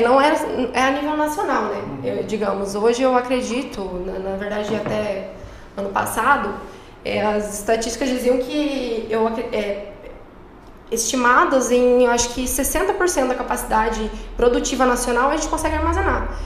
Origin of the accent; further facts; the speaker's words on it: Lucas do Rio Verde, Mato Grosso, Brazil; also born or lived in Pelotas, Rio Grande do Sul; retornei à minha cidade natal para trabalhar